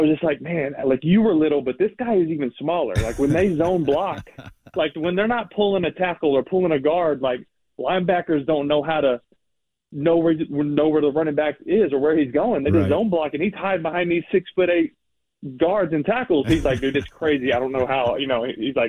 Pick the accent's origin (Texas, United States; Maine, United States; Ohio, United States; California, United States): Texas, United States; Texarkana; also born or lived in Greenville / Wolf City; Like I said, I grew up in a real small town. I was born in Greenville, Texas. I lived in a small town called Wolf City. It's like 1,500 people, real small school, obviously. Then we moved to Texarkana when I was 10, and 4 high schools in there.